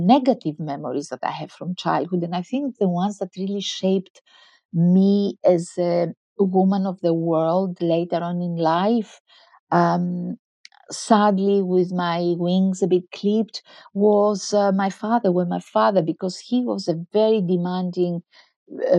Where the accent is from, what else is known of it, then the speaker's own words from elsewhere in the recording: Crete, Greece; In a tiny village on the island of Crete, in the middle of the island of Crete